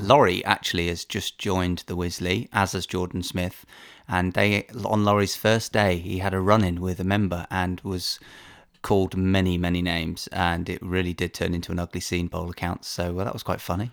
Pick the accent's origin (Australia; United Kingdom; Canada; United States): United Kingdom; as a Brit